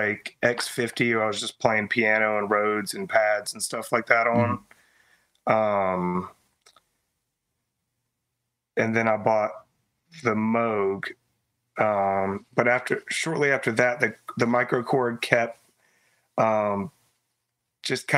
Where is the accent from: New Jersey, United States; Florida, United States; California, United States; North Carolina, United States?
North Carolina, United States; Greensboro; I'm from Greensboro, North Carolina, born and raised.